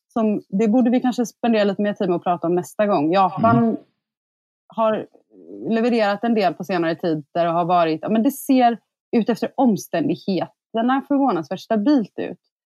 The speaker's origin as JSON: {"language": "Swedish", "country": "Sweden", "said": "som svensk"}